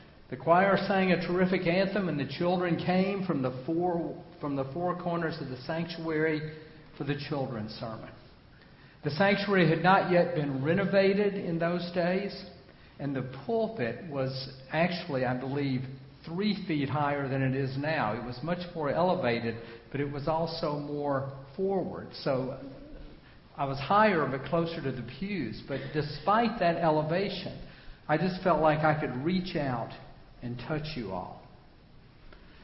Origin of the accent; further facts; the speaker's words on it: Memphis, Tennessee, United States; the civil rights movement that came to my hometown of Memphis when I was a young teenager